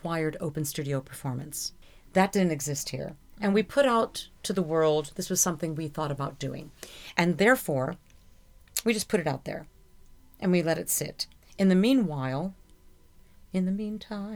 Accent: Carpentersville, Illinois, United States; moved away; that's the name of my hometown

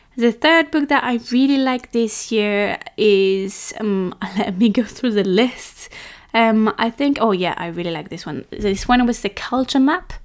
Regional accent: France; I'm French

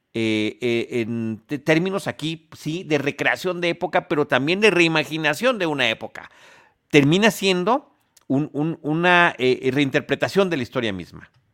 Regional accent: Mexico; como mexicanos y cinéfilos

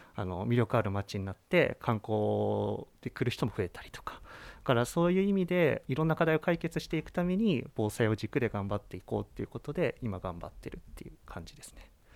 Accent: Chiba, Japan; now in Nikaho, Japan; 出身は千葉県千葉市です

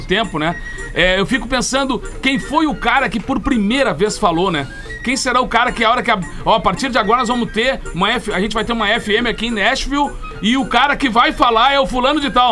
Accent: Alegrete, Rio Grande do Sul, Brazil; quando eu era criança lá em Alegrete

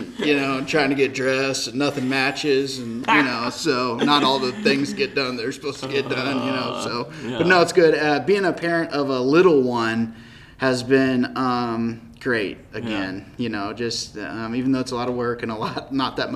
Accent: Linn, Missouri, United States; also born or lived in Kansas City, Missouri; grew up around here, was raised Catholic, grew up in Lynn, and got connected to the Christian church in Lynn

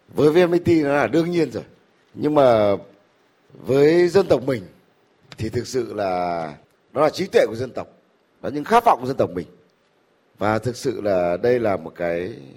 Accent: Vietnam; mình là người Việt Nam

